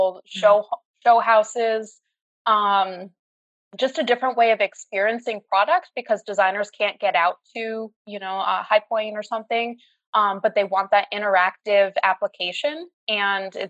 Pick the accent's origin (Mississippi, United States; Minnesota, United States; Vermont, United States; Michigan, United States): Vermont, United States; Colchester; moved away as an adult; also born or lived in Albany, New York / Indianapolis / Louisville, Kentucky / Bronx, New York; now in Gainesville, United States; I grew up in Colchester, Vermont, just outside of Burlington. I lived in the same house until I went away to college.